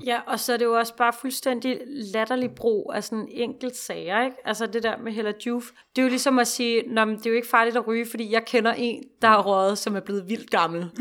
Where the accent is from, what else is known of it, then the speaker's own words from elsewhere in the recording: Denmark; vi har bare sådan en forståelse af os selv som danskere